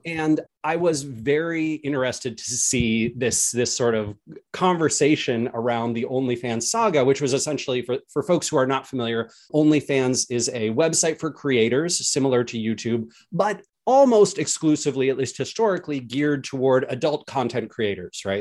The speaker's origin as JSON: {"language": "English", "country": "United States", "said": "as an American"}